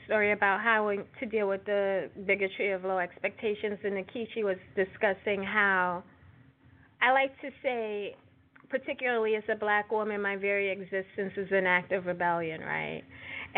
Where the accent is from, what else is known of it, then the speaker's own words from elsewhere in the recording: New York City, New York, United States; accent: Brooklyn; my Brooklyn accent